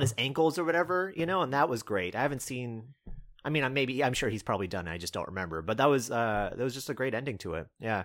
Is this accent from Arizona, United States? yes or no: no; North Carolina, United States; moved away; I'm, uh, at my parents' house, my, uh, where I grew up in North Carolina